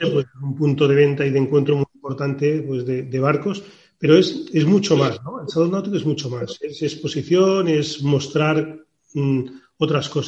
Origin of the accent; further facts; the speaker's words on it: Palamós, Catalonia, Spain; porque yo soy de Palamos.